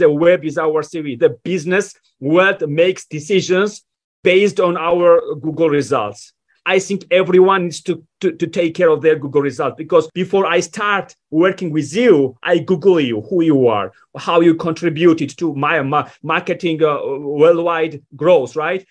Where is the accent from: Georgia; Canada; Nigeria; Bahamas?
Georgia; moved away as an adult; now in United States; When I was 18, I was given a visa to move to the United States. I was born in Georgia